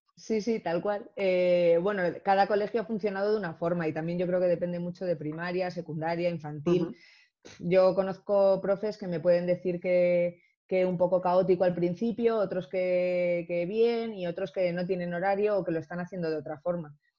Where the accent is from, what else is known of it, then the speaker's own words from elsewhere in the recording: Ceuta, Spain; soy africana, claro, nací en Ceuta